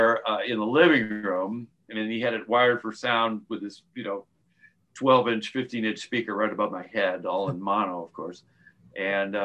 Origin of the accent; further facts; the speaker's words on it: suburb of Chicago, Illinois, United States; moved away as an adult; also born or lived in Syracuse, New York; now in California, United States; my dad got transferred to Chicago, so we lived in a suburb of Chicago.